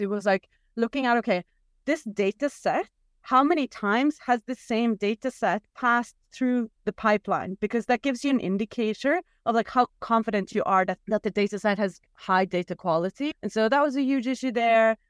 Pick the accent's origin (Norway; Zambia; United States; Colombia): Norway; I'm from Norway